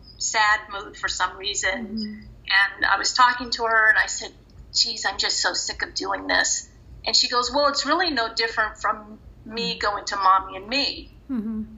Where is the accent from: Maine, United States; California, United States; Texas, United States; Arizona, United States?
California, United States; Los Angeles; also born or lived in Grants Pass, Oregon / Thousand Oaks, California; my husband and I were raised in the San Fernando Valley